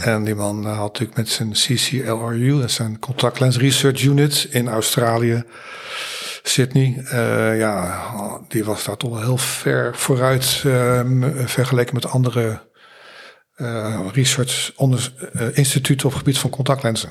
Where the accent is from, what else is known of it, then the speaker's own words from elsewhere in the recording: The Hague, South Holland, Netherlands; geboren in Zuidwest, Den Haag